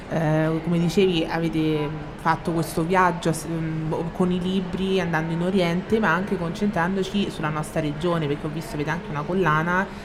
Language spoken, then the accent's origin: Italian; Rome, Lazio, Italy; perché siamo romani.